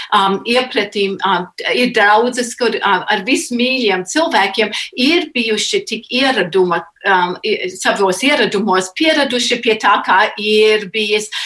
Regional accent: United States; es nedzimu Latvijā, es piedzimu ASV, bet tas bija ieaudzināts, ka tas ir tā ir tava identitāte

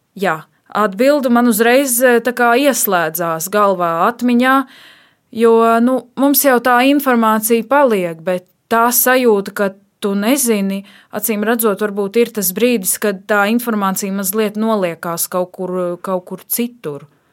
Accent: Dobele, Dobele Municipality, Latvia; also born or lived in Riga; es esmu dzimusi un augusi Dobelē

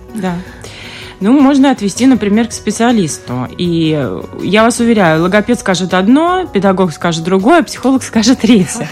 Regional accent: Russia; moved away; я поскольку вот из России, я оттуда

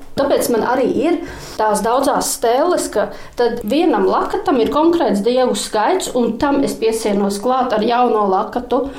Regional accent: Latvia; now in Talsi, Latvia; es pat esmu no Dunkas, un Dienas pats saimnieks, pat kaimiņos bērnībā dzīvoju

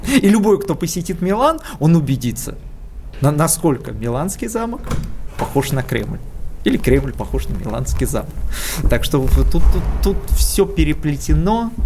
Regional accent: Moscow, Russia; я москвич

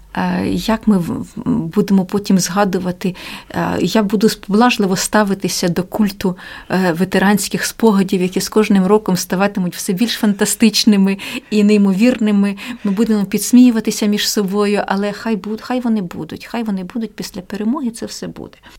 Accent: Ukraine

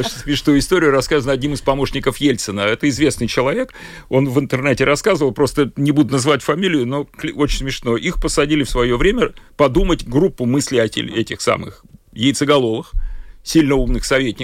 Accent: Saint Petersburg, Russia; moved away as an adult; also born or lived in Moscow; now in Jurmala, Latvia; я, я питерский, но я много времени провел в Москве

